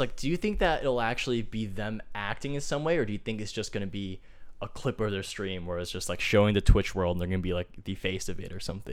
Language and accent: English; Fremont, California, United States; my hometown in Fremont